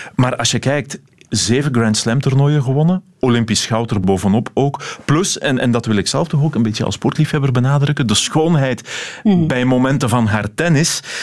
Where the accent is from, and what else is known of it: Belgium